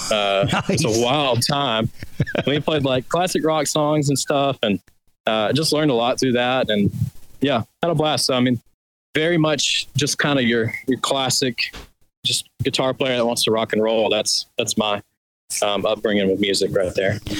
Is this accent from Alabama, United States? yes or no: yes; Birmingham, Alabama, United States; I'm from Birmingham